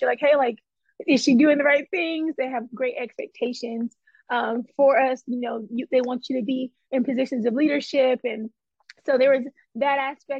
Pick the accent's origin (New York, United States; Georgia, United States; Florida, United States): Georgia, United States; McDonough; now in Nashville, United States; I can't claim a zone because I'm from McDonough. But born and raised out there